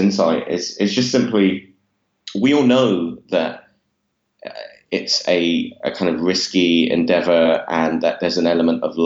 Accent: London, United Kingdom; I grew up in East London, which I'm not sure if my accent gives away or not. But I grew up in Walthamstow in East London

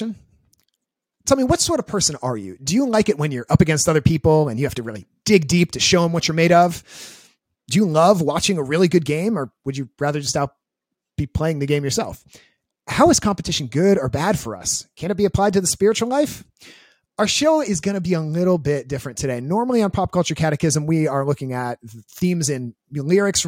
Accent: Washington, District of Columbia, United States; I'm from Washington, D.C.

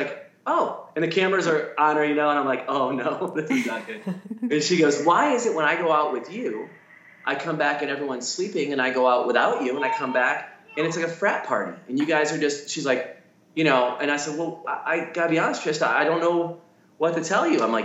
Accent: Detroit, Michigan, United States; I'm born and raised in Detroit

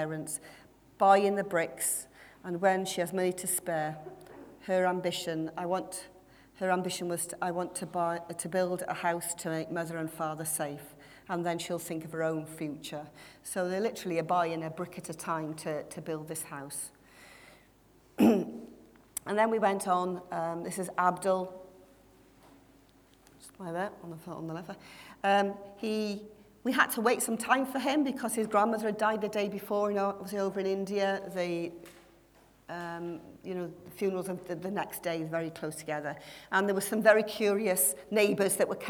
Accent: Wales, United Kingdom; I was the only Welsh one that from representing Wales

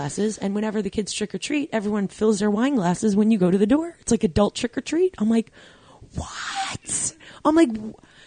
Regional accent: Long Island, New York, United States; moved away as an adult; now in Jersey Shore, United States; where I grew up on Long Island

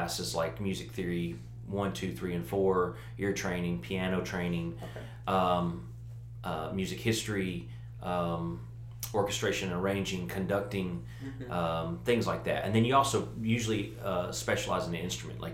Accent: Jackson, Tennessee, United States; I'm from here originally, but I moved away and then had the opportunity to move back, and so we chose to you know, move back to Jackson

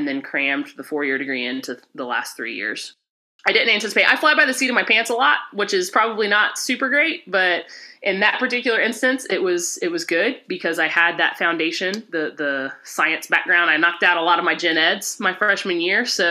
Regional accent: Rock Hill, South Carolina, United States; accent: Southern; moved away as an adult; also born or lived in Columbus; I grew up in Rock Hill, South Carolina.

